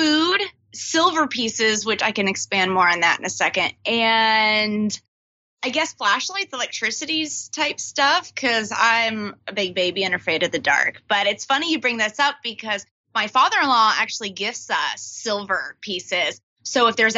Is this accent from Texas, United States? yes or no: yes; Texas, United States; now in Washington, D.C., United States; I'm actually from Texas.